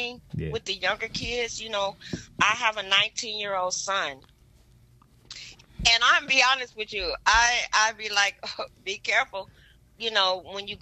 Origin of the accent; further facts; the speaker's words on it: Detroit, Michigan, United States; now in San Antonio, United States; Born and raised from Detroit, Michigan.